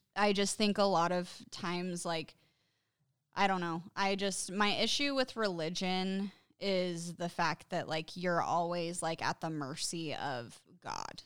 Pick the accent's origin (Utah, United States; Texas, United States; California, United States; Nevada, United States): Utah, United States; growing up in Utah, like, a lot of the people around here are Mormons